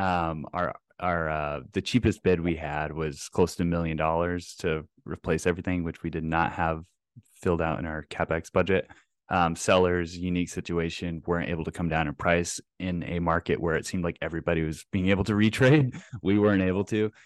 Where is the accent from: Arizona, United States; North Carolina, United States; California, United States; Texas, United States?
Texas, United States; Plano; now in Twin Cities, United States; grew up, I'm a Texas boy like yourself. Uh, grew up in North Dallas in, uh, Plano